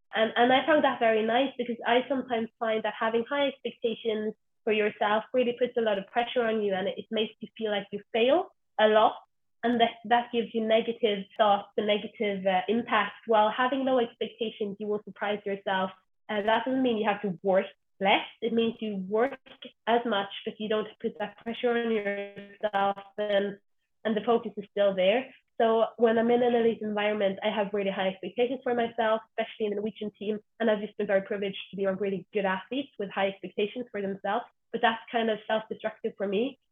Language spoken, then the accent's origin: English; Stavanger, Rogaland, Norway; I'm from Stavanger, the oil capital of Norway.